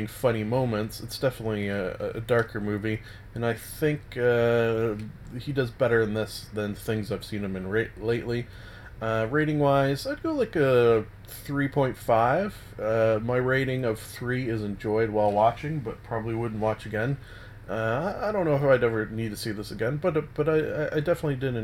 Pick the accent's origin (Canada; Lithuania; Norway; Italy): Canada; as a Canadian